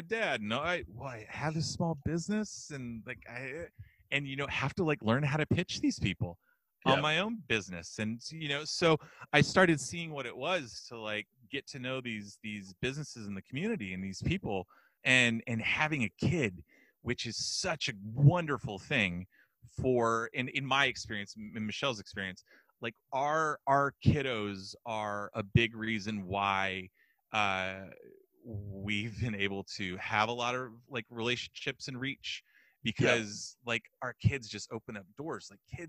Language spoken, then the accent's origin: English; Texas, United States; I grew up in West Texas mostly, grew up in church